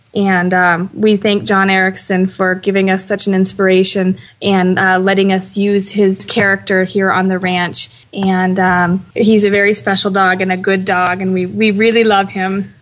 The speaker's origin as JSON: {"language": "English", "town": "Boise", "region": "Idaho", "country": "United States", "moved": "yes", "said": "I'm from Boise, Idaho, from the big city"}